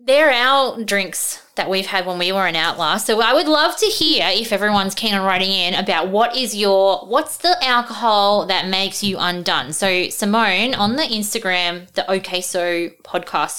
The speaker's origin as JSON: {"language": "English", "town": "Darwin", "region": "Northern Territory", "country": "Australia", "tie": "born or raised there", "said": "when I was growing up in Darwin, but I am from Darwin"}